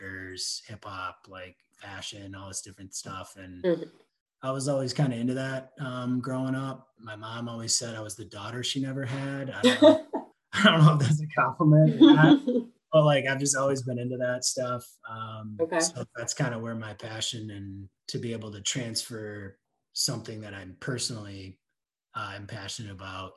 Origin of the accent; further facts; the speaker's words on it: West Michigan, United States; And I grew up in West Michigan. I went to Rockford High School